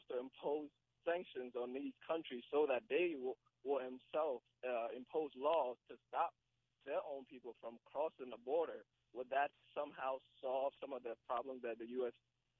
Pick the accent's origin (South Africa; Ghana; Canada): Ghana; now in United States; I come from Ghana, which is in Africa.